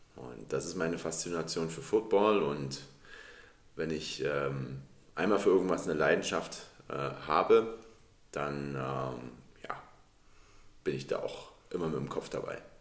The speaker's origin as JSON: {"language": "German", "town": "Dresden", "region": "Saxony", "country": "Germany", "tie": "born or raised there", "said": "ich bin in Dresden geboren und in Dresden aufgewachsen"}